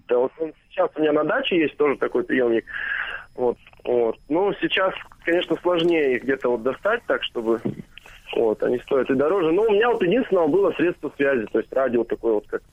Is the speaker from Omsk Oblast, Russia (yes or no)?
yes; Omsk, Omsk Oblast, Russia; born or raised there